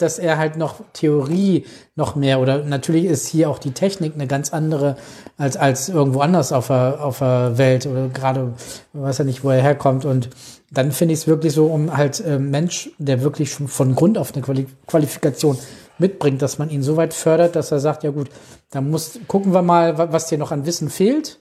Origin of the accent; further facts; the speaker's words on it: Alfeld, Lower Saxony, Germany; bei uns in Alfeld